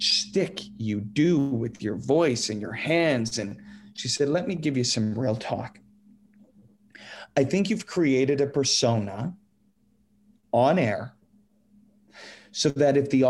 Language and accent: English; Saskatoon, Saskatchewan, Canada; growing up in Saskatoon